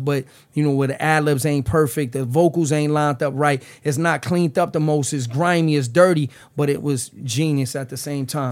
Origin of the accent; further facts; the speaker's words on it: New York City, New York, United States; moved away as an adult; now in New Jersey, United States; I'm from the Lower East Side. I grew up in the Lower East Side, but I reside in Jersey